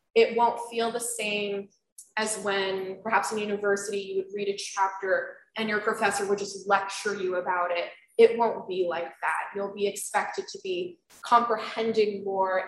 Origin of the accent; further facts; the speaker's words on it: Florida, United States; moved away as an adult; now in Albany, United States; I'm from Florida and that's not something we do down there